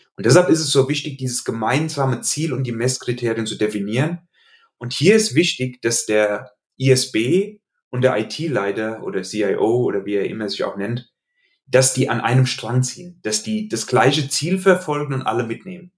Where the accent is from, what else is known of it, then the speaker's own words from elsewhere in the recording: Hesse, Germany; accent: Hessian dialect; also born or lived in Limburg an der Lahn; an meinem Dialekt, äh, den ich nicht schaffe, ganz zu verbergen, hast du sicherlich gemerkt, dass ich in Hessen beheimatet bin.